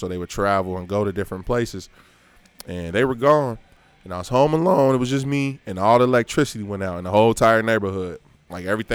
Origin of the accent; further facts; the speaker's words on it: United States; moved away; also born or lived in Westchester; I was from Lincoln Heights